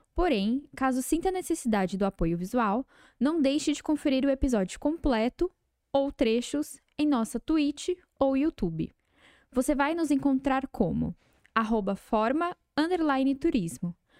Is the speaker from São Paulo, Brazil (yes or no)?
yes; Osasco, São Paulo, Brazil; also born or lived in Piauí; eu sou de Osasco porque eu sou criado lá a vida inteira. Mas eu nasci no Piauí